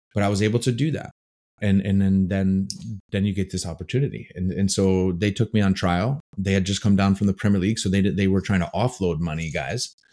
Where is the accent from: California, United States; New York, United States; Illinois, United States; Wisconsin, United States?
Wisconsin, United States; Green Bay; moved away as an adult; also born or lived in Chicago / England; I grew up in Green Bay, Wisconsin.